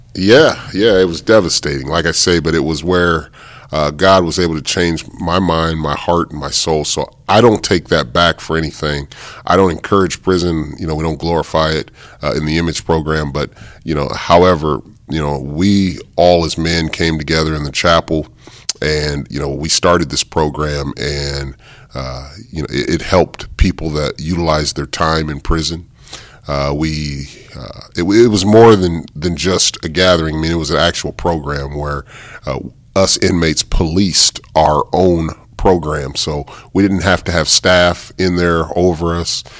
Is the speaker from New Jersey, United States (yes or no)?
no; Des Moines, Iowa, United States; also born or lived in Hawaii; Growing up in Des Moines, Iowa, I was a high school basketball player at Johnston High School.